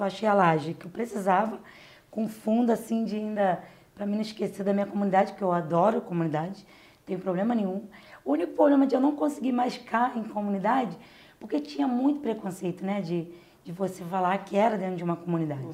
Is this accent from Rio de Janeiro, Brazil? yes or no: yes; Rio de Janeiro, Brazil; eu fui nascida e criada na Vila Aliança